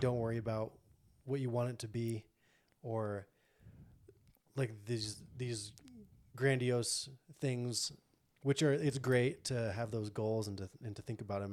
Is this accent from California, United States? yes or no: no; Montana, United States; I'm born and raised in Montana.